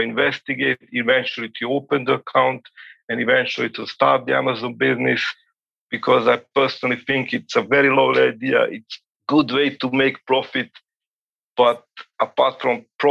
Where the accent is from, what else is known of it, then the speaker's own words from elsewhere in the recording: Serbia; I'm calling at this very moment, it's almost midnight in my place, and I'm from Serbia